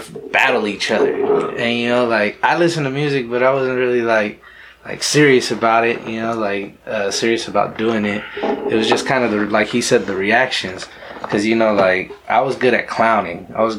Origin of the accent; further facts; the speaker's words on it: Yakima, Washington, United States; He's just a cat that we grew up with here in Yakima.